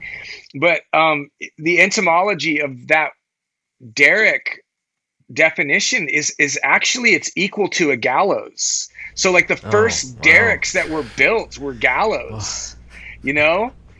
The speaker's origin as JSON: {"language": "English", "town": "Santa Cruz", "region": "California", "country": "United States", "said": "I'm from Northern California. Yeah, I'm from Santa Cruz."}